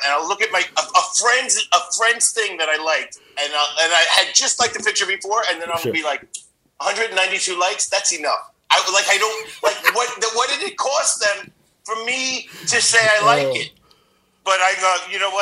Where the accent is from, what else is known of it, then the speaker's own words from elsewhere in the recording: New York, United States; moved away as an adult; now in Bangkok, Thailand; I'm from New York, but I live in Bangkok right now